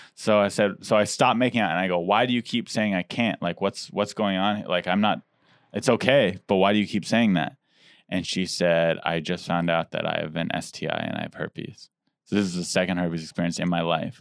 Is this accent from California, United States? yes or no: yes; San Diego, California, United States; I grew up in Diego